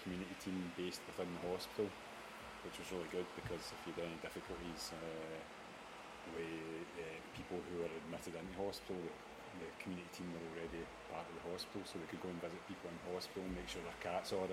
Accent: Beith, Scotland, United Kingdom; I come from Beath in Ayrshire

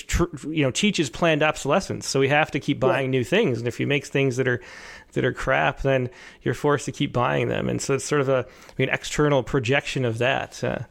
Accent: Rochester, New York, United States; now in California, United States; I grew up in Western New York in Rochester

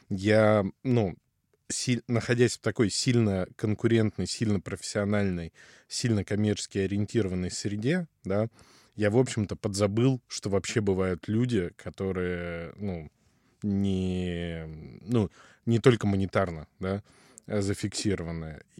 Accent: Far East, Russia; also born or lived in Ukraine; Ну смотри, родился я на юге Украины. Так. То есть часть моей идентичности привязана, ну, вот к этим местам довольно крепко. Потом рос на Дальнем Востоке в основном.

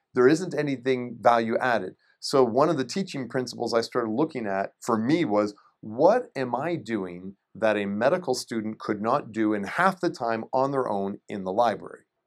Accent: Shelburne, Ontario, Canada; moved away; I'm from a little town called Shelburne, Ontario, and it's about an hour and a half north of Toronto

